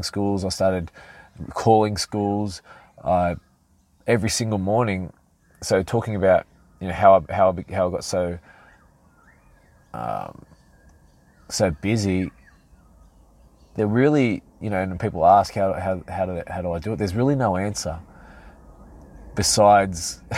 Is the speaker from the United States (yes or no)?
no; Sydney, New South Wales, Australia; I was walking through my hometown of Mortdale, and one of my hometown, of sort of around Hurstville, Oatley, Mortdale, Peakhurst, all these areas.